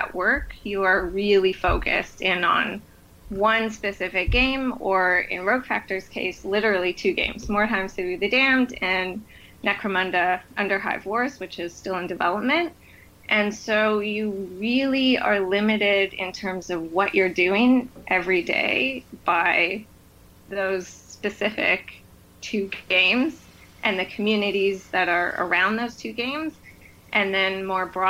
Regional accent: Toronto, Ontario, Canada; moved away as an adult; now in Montreal, Canada; in Ontario, which is where I'm from Toronto.

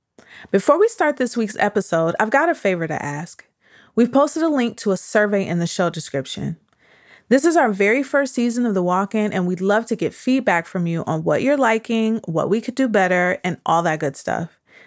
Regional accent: Detroit, Michigan, United States; You know I'm from Detroit.

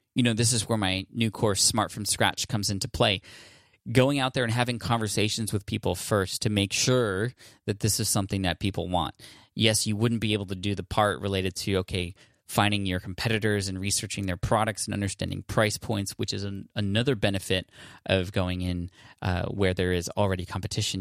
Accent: Bangladesh; from Bangladesh

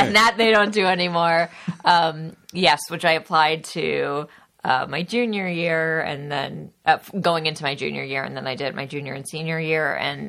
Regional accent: Los Angeles, California, United States; I believe I'm from Los Angeles. Correct me if I'm wrong, Dad. I grew up here.

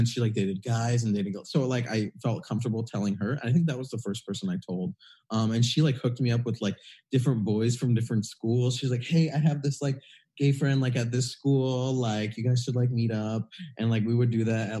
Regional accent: Michigan, United States; I grew up in Michigan in a pretty small town.

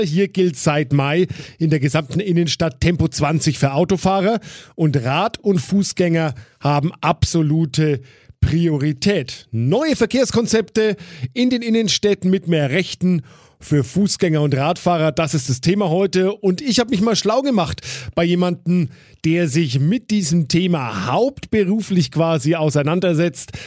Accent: Nuremberg, Bavaria, Germany; bei uns in Nürnberg

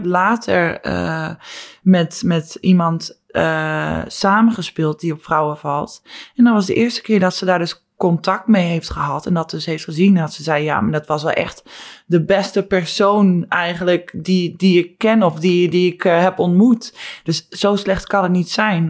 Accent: Netherlands; moved away

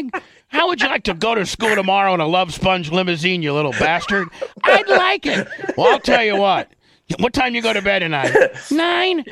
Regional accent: Indiana, United States; moved away; you and I growing up in Indiana

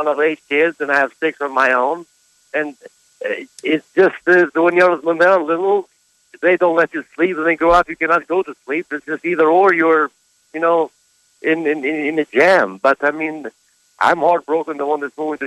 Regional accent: Kosovo; moved away; I'm from Kosovo

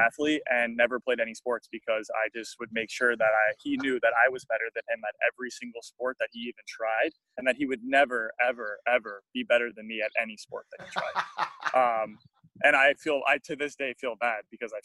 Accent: South Florida, United States; moved away as an adult; also born or lived in Bloomington, Indiana; growing up in South Florida

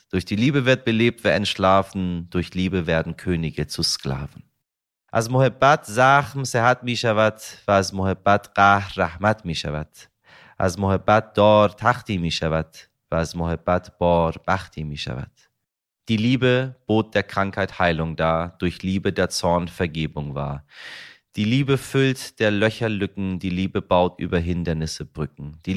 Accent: Iran; dann nehme ich Sie mit in meine Heimat, in den Iran, meine Damen und Herren.

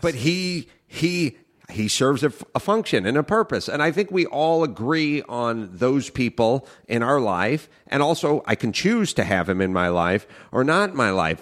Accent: Los Angeles, California, United States; I grew up in North Hollywood

